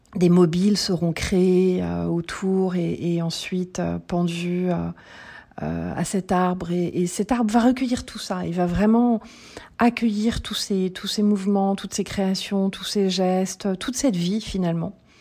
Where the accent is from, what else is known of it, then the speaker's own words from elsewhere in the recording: Paris, Île-de-France, France; now in Lauzerte, France; je suis née à Paris et je vis à Lozerte, en Occitanie